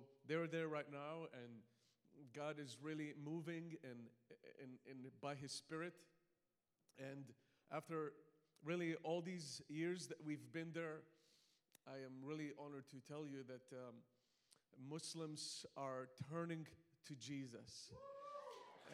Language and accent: English; Malta; now in Iraq; I have an accent. I'm not from New Hampshire, but so I come from an island called Malta